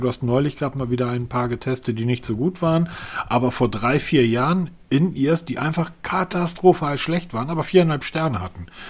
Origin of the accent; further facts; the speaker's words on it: Northern Germany, Germany; als Norddeutscher